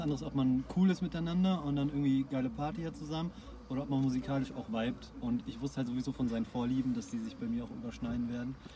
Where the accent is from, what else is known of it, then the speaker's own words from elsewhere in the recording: Ruhr area, North Rhine-Westphalia, Germany; wir halt durch Ruhrpott verteilt sind